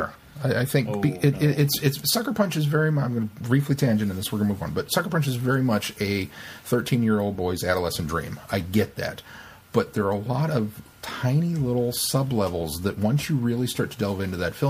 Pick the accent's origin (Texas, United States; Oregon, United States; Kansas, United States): Kansas, United States; Coming from Kansas